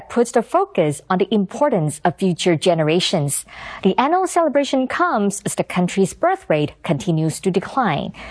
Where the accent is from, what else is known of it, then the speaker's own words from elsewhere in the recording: Taiwan; Uh, making more people know about Taiwan. We are from Taiwan.